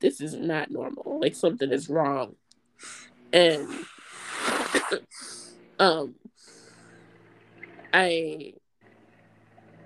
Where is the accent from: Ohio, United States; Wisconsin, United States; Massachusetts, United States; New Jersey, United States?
New Jersey, United States; North; also born or lived in New York; now in Baltimore, United States; I am originally from North New Jersey.